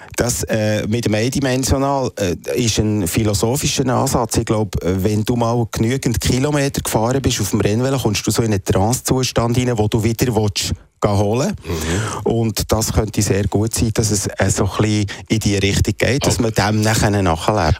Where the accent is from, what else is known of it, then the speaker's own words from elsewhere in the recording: Emmental, Bern, Switzerland; Ich komme eigentlich, ich bin ein Emmentaler